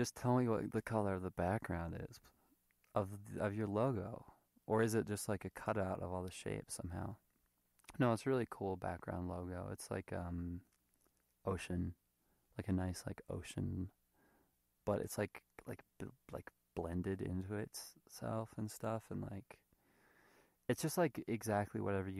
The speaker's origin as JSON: {"language": "English", "country": "United States", "said": "So, I mean, I'm American, but, you know, my parents are Thai, I look Thai, whatever."}